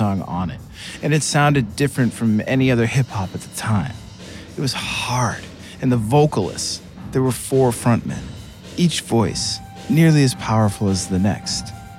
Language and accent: English; middle America, Midwest, United States; I was a suburban white American youth in 1989, the year that …'s … made it to my little corner of middle America.